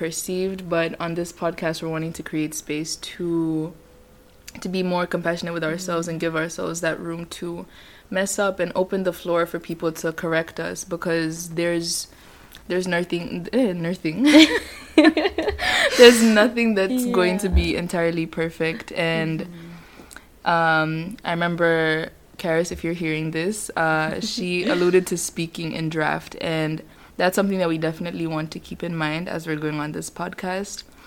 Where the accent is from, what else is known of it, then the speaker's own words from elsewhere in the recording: Tanzania; moved away as an adult; also born or lived in Kenya; now in Netherlands; I'm Kenyan, but I grew up in Tanzania